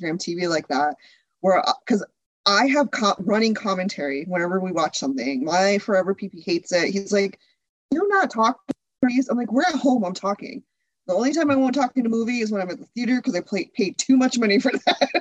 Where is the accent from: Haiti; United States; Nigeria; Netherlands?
United States; Connecticut; also born or lived in Chicago area; now in Chicago, United States; I grew up in Connecticut.